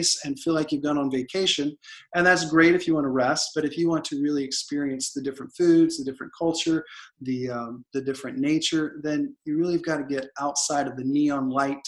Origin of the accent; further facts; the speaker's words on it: Oklahoma, United States; moved away as an adult; also born or lived in Moscow, Russia; now in Montenegro; I'm from Oklahoma, or America